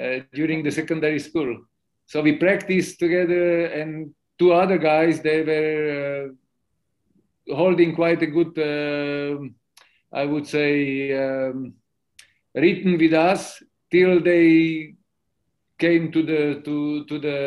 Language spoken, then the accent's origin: English; Slovakia; born or raised there; also born or lived in Bratislava